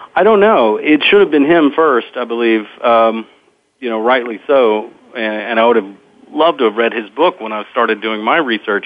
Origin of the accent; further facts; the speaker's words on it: Lake Charles, Louisiana, United States; also born or lived in Eunice, Louisiana; I'm from Lake Charles, Louisiana originally